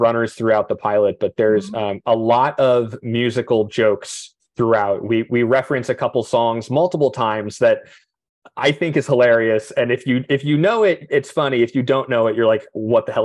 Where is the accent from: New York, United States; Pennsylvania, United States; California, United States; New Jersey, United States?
New Jersey, United States; I'm from New Jersey